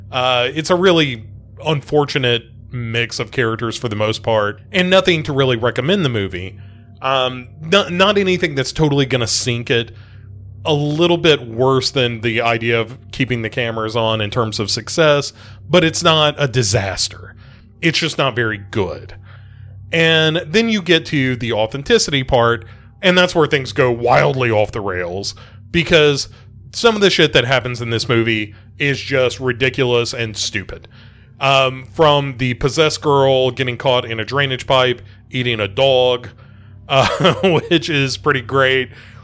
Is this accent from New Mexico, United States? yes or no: no; Adams, Tennessee, United States; I live, you know, within 20, 30 miles of the Bellwitch Cave. And when I grew up near Adams, Tennessee, which is referenced in the movie